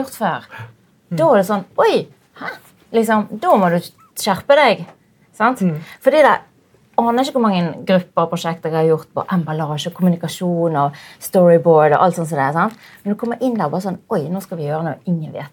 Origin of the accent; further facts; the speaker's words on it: Bergen, Vestland, Norway; Jeg er jo bergenser